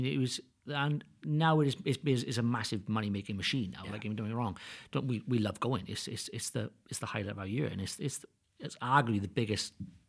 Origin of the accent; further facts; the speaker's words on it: Wales, United Kingdom; I always say I'm the Welsh boy damn good.